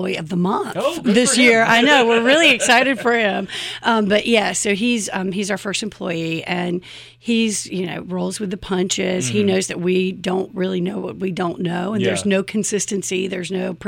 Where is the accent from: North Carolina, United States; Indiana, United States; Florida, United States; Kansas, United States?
North Carolina, United States; Chapel Hill; We're actually from Chapel Hill. Both of our grandparents had businesses.